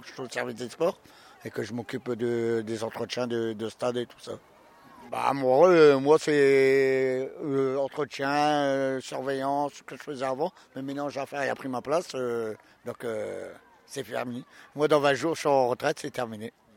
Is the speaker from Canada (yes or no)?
no; the Nord, Hauts-de-France, France; Je suis originaire du Nord